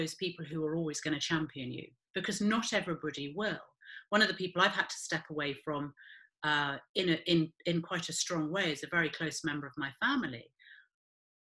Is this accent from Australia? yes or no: no; United Kingdom; we are so British